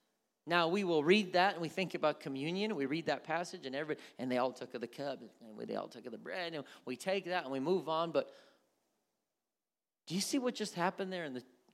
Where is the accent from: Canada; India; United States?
India; Growing up in India, I shared in everything my parents did.